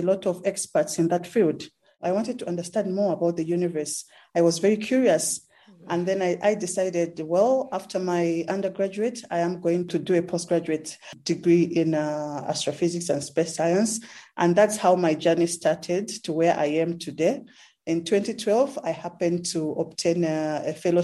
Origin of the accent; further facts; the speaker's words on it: Zambia; moved away as an adult; now in South Africa; I am from Zambia, but currently working in South Africa.